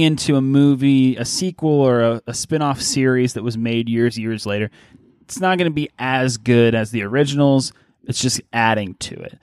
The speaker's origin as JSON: {"language": "English", "town": "Pittsburgh", "region": "Pennsylvania", "country": "United States", "said": "I'm from Pittsburgh"}